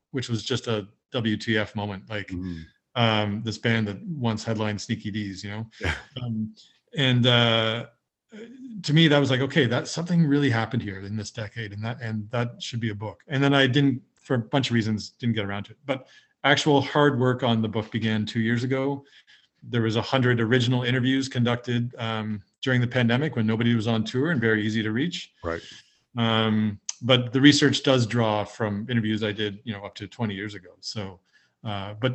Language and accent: English; Canada; you know as a Canadian you go abroad and, and Canadian music will come up